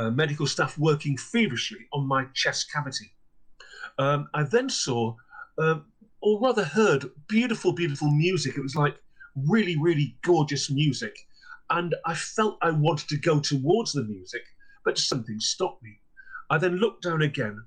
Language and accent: English; Clitheroe, North West England, United Kingdom; also born or lived in South Lakeland, Cumbria; my hometown of Clitheroe, which is in the northwest of England.